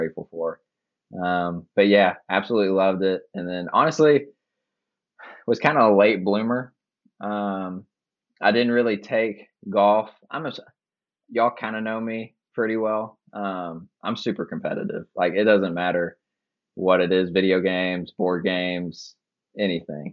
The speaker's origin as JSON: {"language": "English", "town": "Lexington", "region": "Kentucky", "country": "United States", "tie": "born or raised there", "said": "growing up in Lexington"}